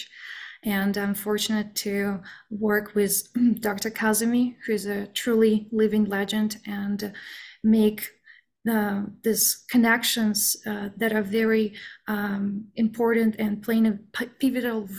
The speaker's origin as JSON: {"language": "English", "town": "Aktobe", "region": "Aktobe Region", "country": "Kazakhstan", "tie": "born or raised there", "moved": "as an adult", "lives_now": "United States", "said": "I am originally from Kazakhstan, and I was born and raised in this little town called Aktobe in northwestern side."}